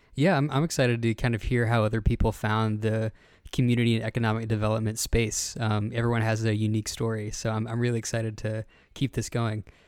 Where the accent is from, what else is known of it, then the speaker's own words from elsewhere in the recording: Pottsville, Arkansas, United States; I'm originally from Pottsville, Arkansas, which is a rural community, uh, right outside of Russellville.